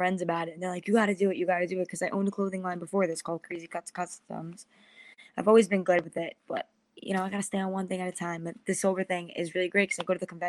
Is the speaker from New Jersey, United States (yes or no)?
no; Long Island, New York, United States; I'm from New York, Long Island